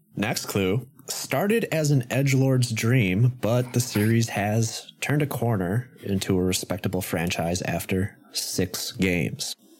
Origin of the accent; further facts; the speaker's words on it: Wisconsin, United States; my home state